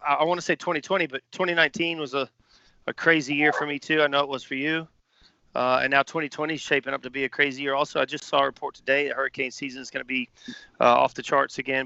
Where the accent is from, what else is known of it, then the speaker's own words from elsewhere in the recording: Pawleys Island, South Carolina, United States; moved away as an adult; also born or lived in Charleston, South Carolina; growing up in Pauly's